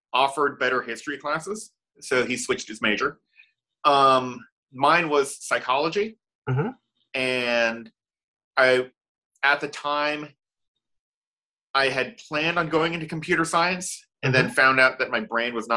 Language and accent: English; Dallas, Texas, United States; also born or lived in Austin, Texas; We grew up in Dallas, Texas. We were born in Dallas